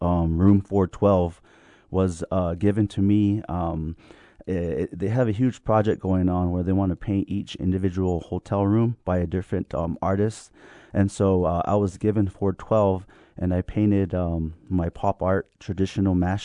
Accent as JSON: {"language": "English", "town": "Jemez Pueblo", "region": "New Mexico", "country": "United States", "tie": "born or raised there", "said": "that's where I was born, or after I was raised up in Jemez"}